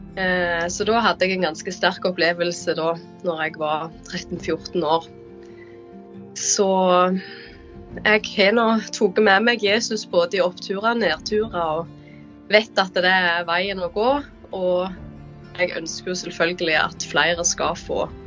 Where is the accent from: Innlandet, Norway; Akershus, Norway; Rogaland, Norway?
Rogaland, Norway; Jæren; moved away as an adult; also born or lived in Bergen / Ålesund; now in Indre Troms, Norway; jeg kommer fra Jæren. Jeg er jo oppvokst der, men de siste åra har jeg bodd eh, både i Bergen og Ålesund, og nå Indre Troms